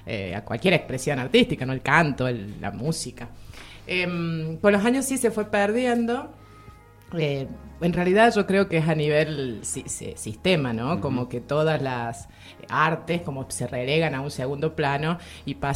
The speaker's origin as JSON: {"language": "Spanish", "town": "Merlo", "region": "San Luis", "country": "Argentina", "tie": "born there", "said": "porque soy nacida aquí en Merlo, ah"}